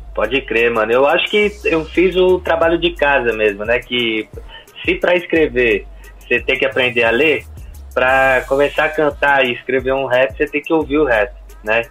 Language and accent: Portuguese; São Bernardo do Campo, São Paulo, Brazil; eu sou de São Bernardo do Campo